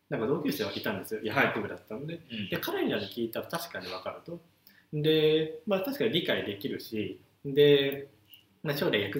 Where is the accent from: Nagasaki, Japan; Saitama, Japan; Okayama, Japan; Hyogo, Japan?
Okayama, Japan; moved away as an adult; also born or lived in Shimane Prefecture; ずっと岡山にいて大学も岡山で